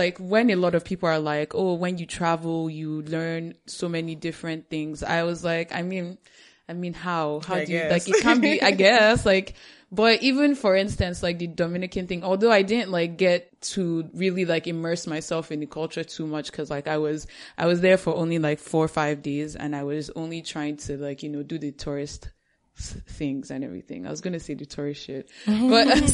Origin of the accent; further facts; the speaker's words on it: Nigeria; accent: Nigerian; my Nigerian accent